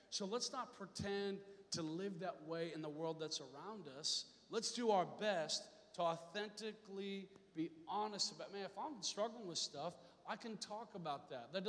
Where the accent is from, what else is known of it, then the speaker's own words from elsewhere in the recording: Seattle, Washington, United States; I'm from Seattle area for a while.